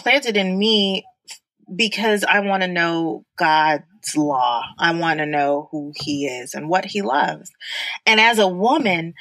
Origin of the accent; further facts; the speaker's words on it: New York City, New York, United States; now in Dallas, United States; I grew up in the Bronx, and my church is Calvary Baptist Church.